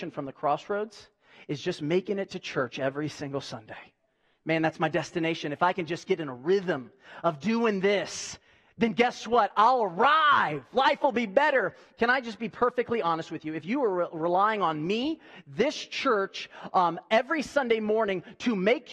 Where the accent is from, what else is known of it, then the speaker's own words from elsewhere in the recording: United States; I'm a patriot, and I'm an American, and I love this country